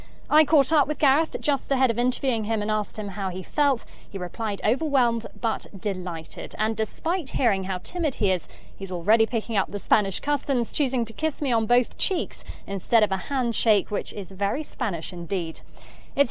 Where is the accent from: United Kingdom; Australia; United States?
United Kingdom; Wales; Hola chicas, well, seeing as I'm Welsh and I'm a Madridista